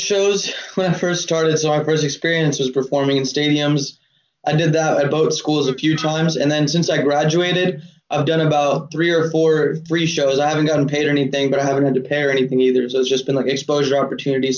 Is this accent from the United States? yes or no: yes; Atlanta, Georgia, United States; also born or lived in Cleveland, Ohio / Augusta, Georgia / Louisville, Kentucky / Virginia; I was born in Cleveland, Ohio, then moved to Georgia at nine years old in Augusta, and then we moved to Atlanta at 11.